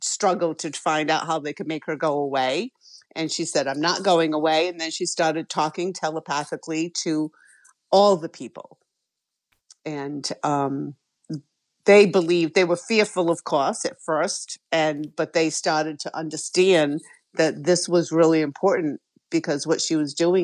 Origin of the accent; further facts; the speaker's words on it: Westport, Massachusetts, United States; I grew up in Westport, Massachusetts, and my parents had acres of land